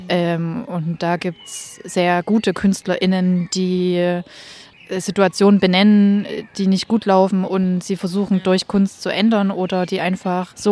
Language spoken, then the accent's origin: German; Leipzig, Saxony, Germany; also ich wohne ja jetzt, ich bin ja aus Leipzig und habe sozusagen die Entwicklung von äh, Frauen, also Produzentinnen und DJs äh, in der Szene äh, über zehn Jahre mit sozusagen verfolgt